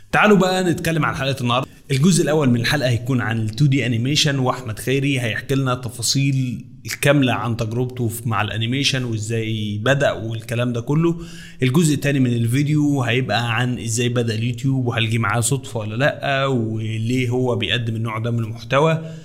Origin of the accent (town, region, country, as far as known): Egypt